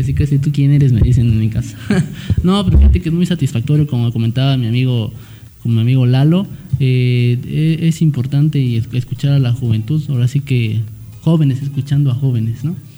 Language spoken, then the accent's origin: Spanish; Valles Centrales, Oaxaca, Mexico; soy originario de Valles Centrales